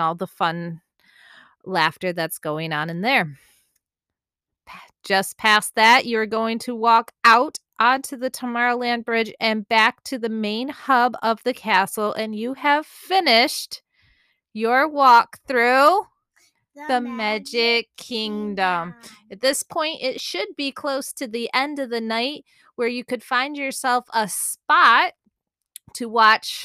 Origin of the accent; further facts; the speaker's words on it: Michigan, United States; I'm from Michigan. I call it pop.